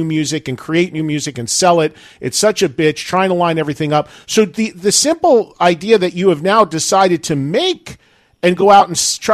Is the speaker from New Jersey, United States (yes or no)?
yes; New Jersey, United States; as a kid, growing up in New Jersey